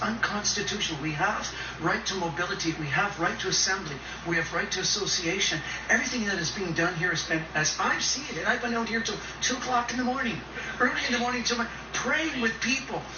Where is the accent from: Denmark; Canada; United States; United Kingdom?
Canada